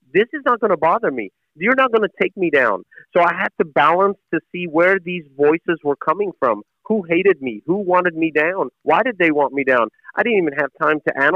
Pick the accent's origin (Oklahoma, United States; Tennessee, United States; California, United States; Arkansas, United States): Tennessee, United States; Chattanooga; also born or lived in Jerusalem; when I was a kid growing up in Chattanooga, Tennessee